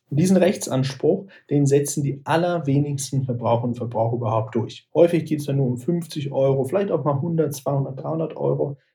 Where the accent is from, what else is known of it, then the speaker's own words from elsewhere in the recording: Aachen, North Rhine-Westphalia, Germany; also born or lived in Düsseldorf; Tatsächlich bin ich gebürtiger Düsseldorfer, aber ich will mich schon als gebürtigen Rheinländer bezeichnen. Ursprünglich komme ich aus Aachen, liegt zwar nicht am Rhein, aber der Aachener fühlt sich schon als Rheinländer eher.